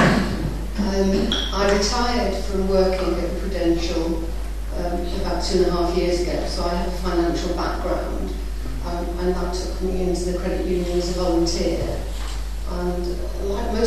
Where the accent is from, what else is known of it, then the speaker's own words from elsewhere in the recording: Cheshire, North West England, United Kingdom; accent: northern; now in Woodley, United Kingdom; You may pick up from my accent, I'm a northerner, so I'm a mid-Cheshire export to the south. I've been down here a long time